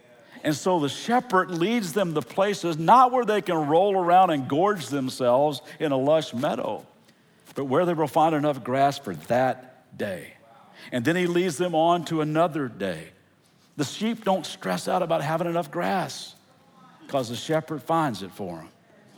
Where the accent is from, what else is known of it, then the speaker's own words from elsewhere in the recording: Central Kentucky, United States; moved away; also born or lived in California; I'm from Central Kentucky. Actually, we just moved 2 weeks ago from California back to Kentucky to help with family. And Central Kentucky is a beautiful place.